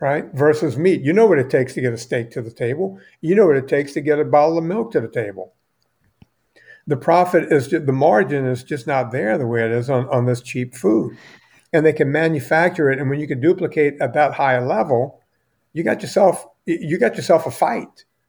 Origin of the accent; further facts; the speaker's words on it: United States; I'm an American